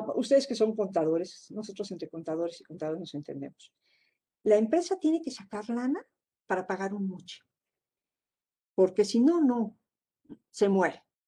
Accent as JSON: {"language": "Spanish", "country": "Mexico", "said": "como mexicanos"}